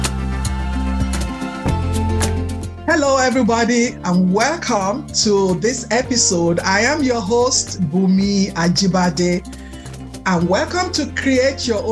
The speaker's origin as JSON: {"language": "English", "region": "Texas", "country": "United States", "said": "Just like myself, we're from Texas"}